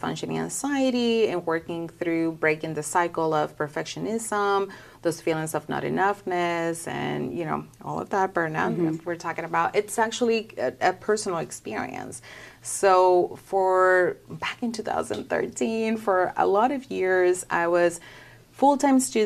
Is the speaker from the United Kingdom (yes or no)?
no; Dominican Republic; moved away as an adult; also born or lived in California; now in Arkansas, United States; I'm originally from the Dominican Republic, and back home, my family's still there